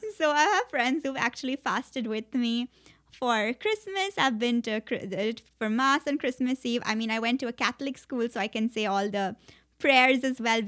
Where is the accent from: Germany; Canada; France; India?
India; Mumbai, Maharashtra; moved away as an adult; also born or lived in Princeton, United States; I grew up all my life in India